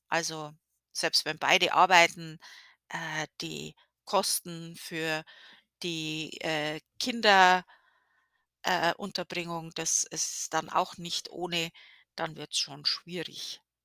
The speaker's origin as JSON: {"language": "German", "region": "Bavaria", "country": "Germany", "moved": "yes", "lives_now": "Connecticut, United States", "said": "wir Bayern"}